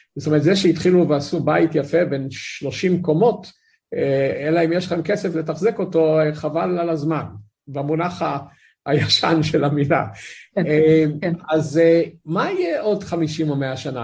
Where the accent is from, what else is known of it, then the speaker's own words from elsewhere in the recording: Tel Aviv, Tel Aviv District, Israel; גדלתי בתל אביב